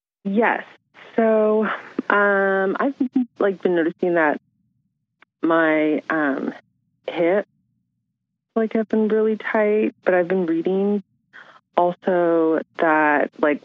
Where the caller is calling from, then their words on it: San Francisco, California, United States; Hi, I'm … from San Francisco.